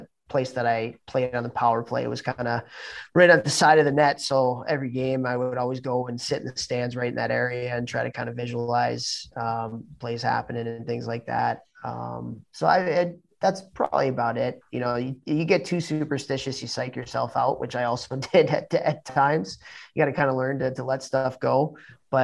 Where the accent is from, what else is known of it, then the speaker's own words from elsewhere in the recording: Chicago, Illinois, United States; moved away as an adult; when I was growing up in Chicago